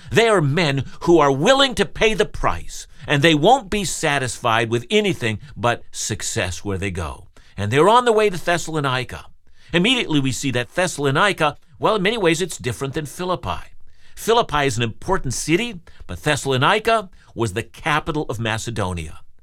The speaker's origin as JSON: {"language": "English", "country": "Canada", "said": "I'm a Canadian"}